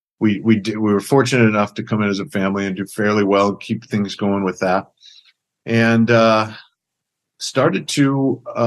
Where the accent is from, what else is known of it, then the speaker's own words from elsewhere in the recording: middle Oklahoma, United States; Grew up in kind of a rural farming community in middle Oklahoma